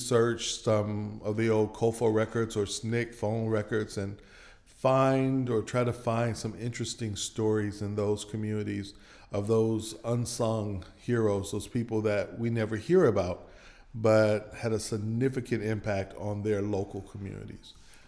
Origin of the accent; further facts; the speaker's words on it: Michigan, United States; now in Meridian, United States; Well, I grew up in Michigan, but both of my parents are from Mississippi. My dad is from Kipper County and my mother is from Clay County.